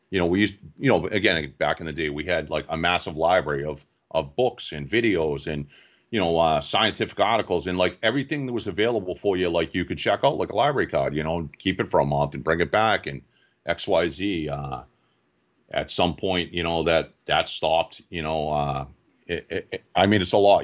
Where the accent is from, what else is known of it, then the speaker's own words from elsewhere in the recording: Quincy, Massachusetts, United States; I grew up in Quincy, Mass